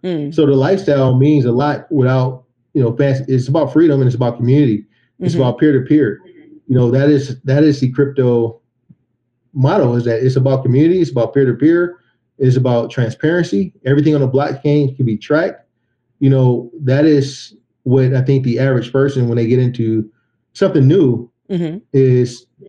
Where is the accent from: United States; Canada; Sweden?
United States; Macomb, Mississippi; I'm from Macomb.